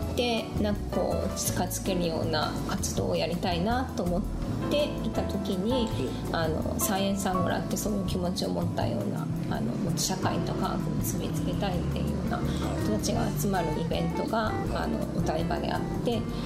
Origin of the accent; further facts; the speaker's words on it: Yamanashi, Japan; 私は山梨県出身なんですけど